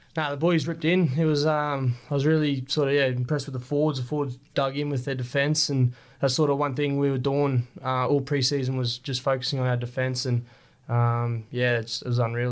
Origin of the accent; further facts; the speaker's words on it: Rockhampton, Queensland, Australia; growing up in Rocky